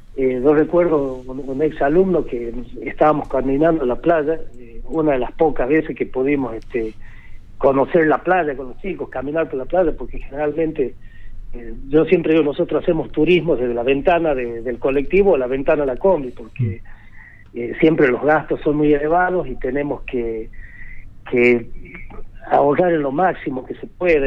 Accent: Icaño, Catamarca, Argentina; yo soy oriundo de Icaño, nací, crecí en Icaño

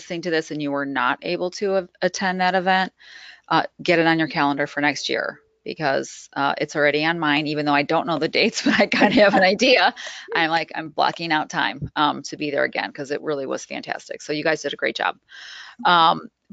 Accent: Midwest, United States; I'm from the Midwest

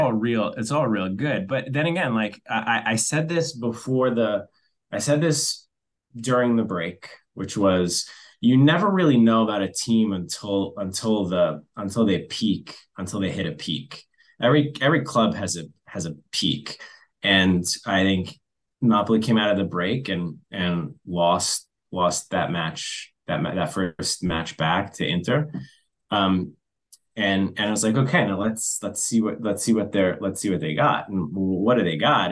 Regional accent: New York, United States; being a New Yorker by blood

